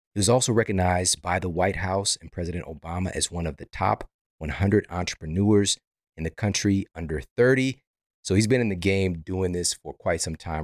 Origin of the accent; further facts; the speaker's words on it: Midwest, United States; I'm from the Midwest.